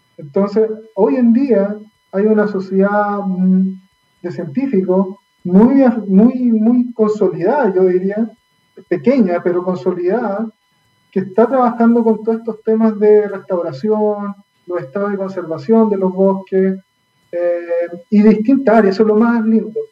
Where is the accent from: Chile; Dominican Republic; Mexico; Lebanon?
Chile; Valdivia, Los Ríos; moved away; yo soy nacido, criado eh, en Valdivia